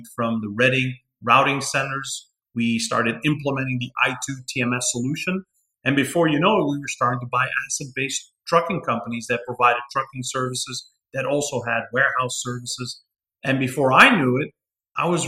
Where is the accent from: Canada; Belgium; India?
Belgium; Antwerp, Flanders; moved away as an adult; now in Texas, United States; I'm from Antwerp, second largest port in Europe, the largest exporting port in Europe. That is my hometown